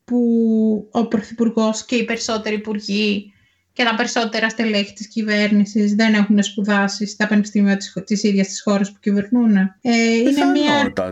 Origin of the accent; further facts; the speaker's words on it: Petroupoli, Attica, Greece; Είναι η Πετρούπολη, στα δυτικά προάστια, εκεί που μεγάλωσα.